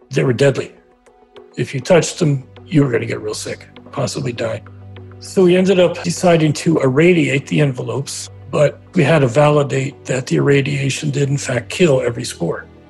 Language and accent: English; Trenton, New Jersey, United States; I grew up around Trenton, New Jersey